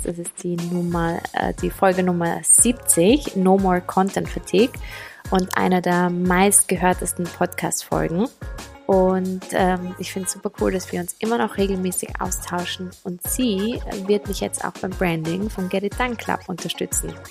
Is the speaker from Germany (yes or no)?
no; Vienna, Austria; ich komme aus Wien, bin 30 Jahre alt